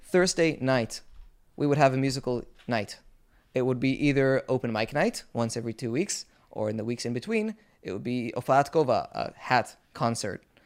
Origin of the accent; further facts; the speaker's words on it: Israel; we Israelis